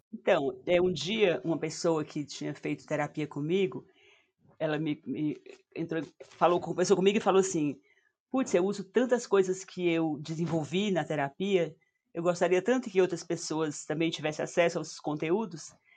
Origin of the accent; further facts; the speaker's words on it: Northeast Region, Brazil; accent: nordestina; meu sotaque de nordestina